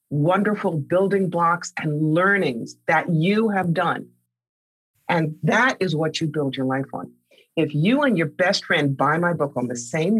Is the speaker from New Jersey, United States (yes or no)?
yes; Cherry Hill, New Jersey, United States; a nice Jewish kid growing up in Cherry Hill, New Jersey, to a very wealthy family